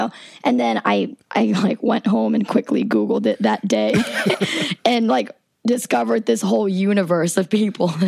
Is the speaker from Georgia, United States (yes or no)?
yes; South Georgia, United States; I'm from South Georgia. I've been listening to hip hop all my life